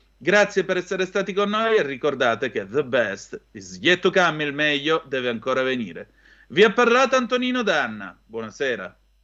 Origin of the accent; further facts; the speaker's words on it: Calabria, Italy; Io vengo dalla Calabria, come puoi intuire